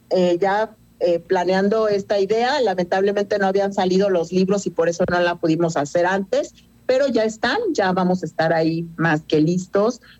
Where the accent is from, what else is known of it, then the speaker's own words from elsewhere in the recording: Cuernavaca, Morelos, Mexico; now in Querétaro, Mexico; De yo soy de Cuernavaca, sin embargo, hace muchos años me vine a vivir aquí